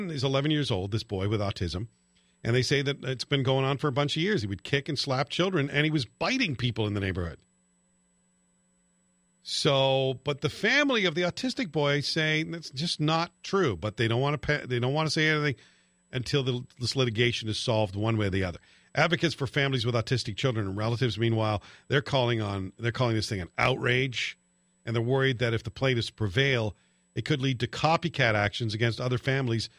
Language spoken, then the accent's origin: English; near Glasgow, Scotland, United Kingdom; moved away; when I lived near Glasgow when I was a kid.